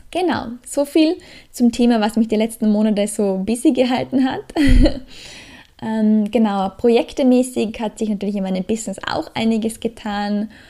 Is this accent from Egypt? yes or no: no; Australia; now in Austria; Aus Australier, als Australier kann man natürlich auch nicht immer und ewig in Österreich bleiben.